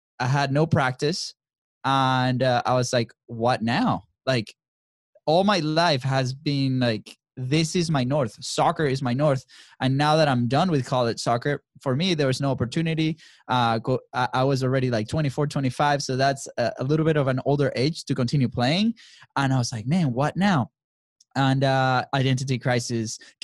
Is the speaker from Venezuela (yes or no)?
yes; Venezuela; moved away; we grew up in Venezuela. That's where we're from